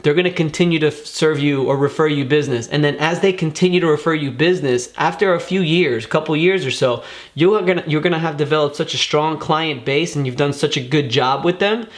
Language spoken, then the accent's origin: English; Miami, Florida, United States; born and raised in Miami